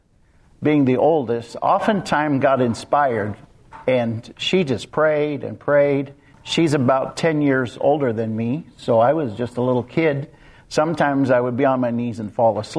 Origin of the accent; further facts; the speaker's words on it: Kansas, United States; I grew up in Kansas, out in the middle of nowhere, literally nowhere.